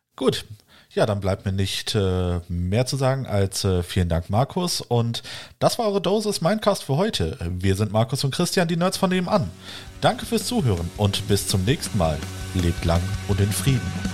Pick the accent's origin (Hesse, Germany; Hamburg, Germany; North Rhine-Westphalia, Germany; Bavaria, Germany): North Rhine-Westphalia, Germany; Wuppertal; moved away; selber noch in meiner alten Heimat im Wuppertal